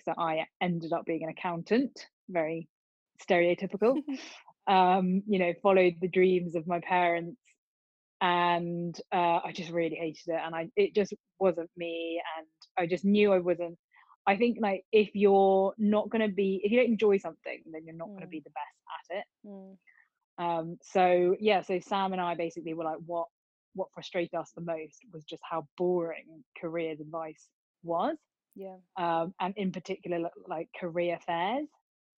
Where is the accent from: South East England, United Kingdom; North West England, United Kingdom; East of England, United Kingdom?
South East England, United Kingdom; Oxford; accent: Oxford Southern; now in London, United Kingdom; I currently live in London, but I'm originally from Oxford